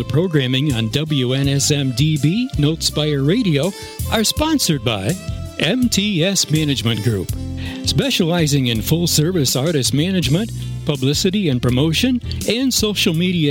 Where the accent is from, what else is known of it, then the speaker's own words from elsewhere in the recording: Granville, New York, United States; Granville, New York. That was my hometown.